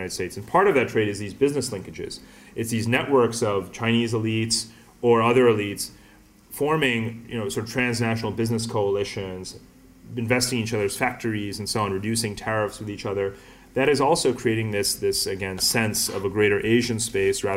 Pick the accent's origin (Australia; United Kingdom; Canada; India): India; I'm Indian